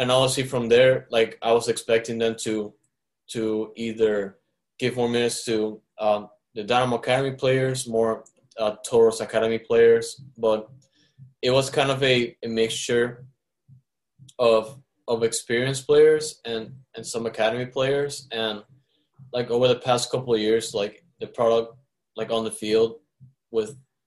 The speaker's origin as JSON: {"language": "English", "town": "Caracas", "region": "Capital District", "country": "Venezuela", "tie": "born or raised there", "moved": "yes", "lives_now": "Houston, United States", "said": "when I grew up in Caracas"}